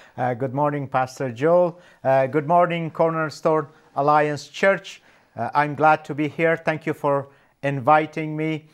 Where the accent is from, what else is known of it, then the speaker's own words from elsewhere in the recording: Afghanistan; moved away as an adult; also born or lived in Canada; now in Winnipeg, Canada; I was born and raised in Afghanistan